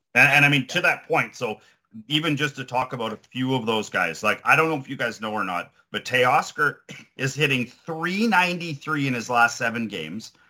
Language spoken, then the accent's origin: English; Ontario, Canada; moved away; I'm from Ontario